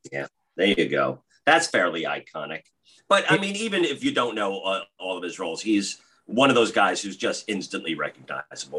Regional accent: New York metro area, United States; growing up in the New York metro area

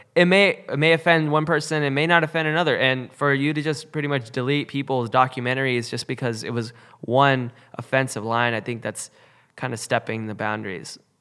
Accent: West Coast, United States; growing up on the West Coast

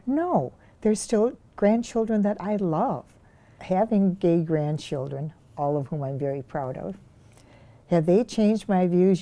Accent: Glenview, Illinois, United States; now in Elm Grove, United States; I grew up in Glenview, Illinois, which is a western suburb of Chicago

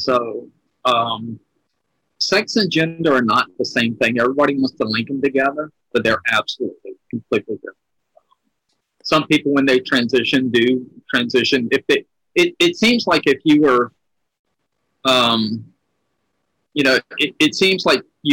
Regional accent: Louisiana, United States; my hometown, because I'm from a very red state. I'm in Louisiana.

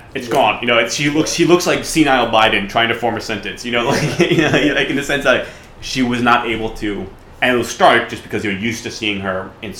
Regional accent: Maine, United States; I'm from Maine

